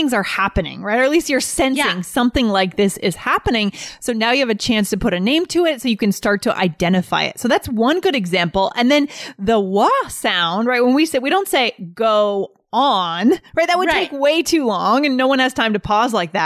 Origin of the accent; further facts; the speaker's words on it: New England, United States; moved away as an adult; I'm coming down from New England